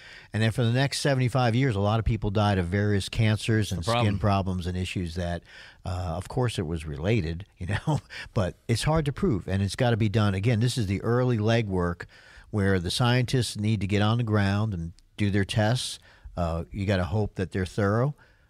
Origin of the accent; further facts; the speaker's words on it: New York, United States; I'm from New York State, and that's how we do our water through most of the upstate part into Pennsylvania